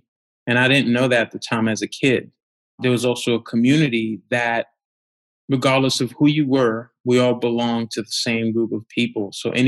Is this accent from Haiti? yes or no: yes; Haiti; So as a kid growing up in Haiti, as you've mentioned, life was extremely challenging. I grew up with my dad, and my mother left the family at a young age.